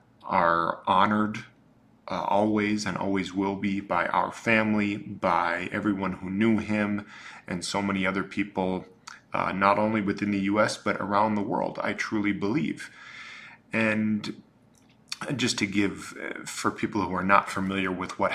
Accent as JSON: {"language": "English", "country": "United States", "said": "as an American"}